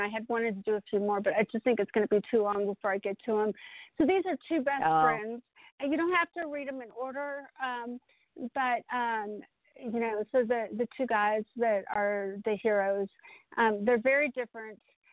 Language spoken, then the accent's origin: English; Austin, Texas, United States; moved away as an adult; now in Colorado, United States; I'm from Austin, so I'm from a bigger city